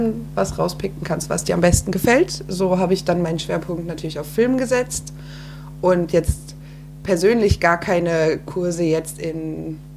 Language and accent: German; Frankfurt, Hesse, Germany; ich komme aus Frankfurt.